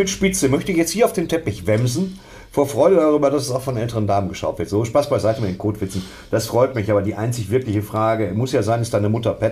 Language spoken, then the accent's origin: German; Bochum, North Rhine-Westphalia, Germany; Aber ich bin aus Bochum.